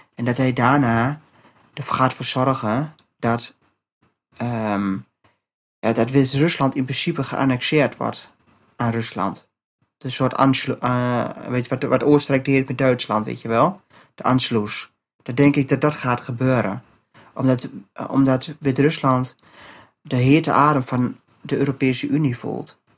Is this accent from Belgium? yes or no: no; Netherlands; ik ben Nederlander